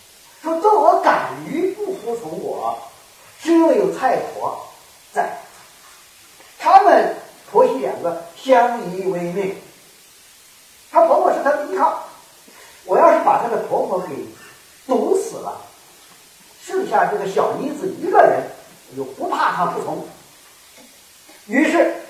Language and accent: Chinese; Kaifeng, Henan, China; now in Guangdong, China; 我的老家河南开封，呃，郑州那一带